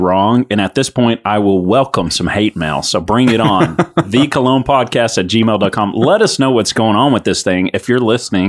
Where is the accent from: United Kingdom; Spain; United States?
United States; East Texas; we're from Texas.